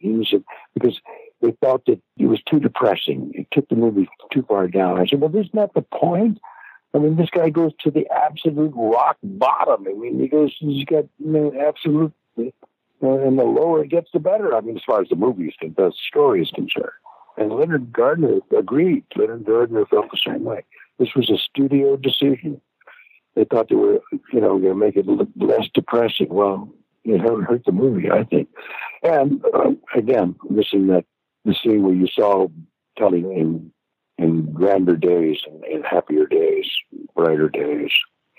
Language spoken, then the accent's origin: English; Germany; accent: German; English is a second language; And I was concerned about my German accent, and I went to John.